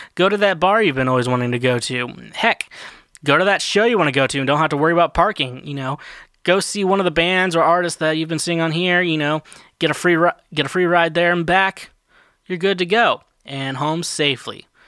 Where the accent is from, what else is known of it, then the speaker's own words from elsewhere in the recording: Kansas City, United States; now in Nashville, United States; I'm from Kansas City area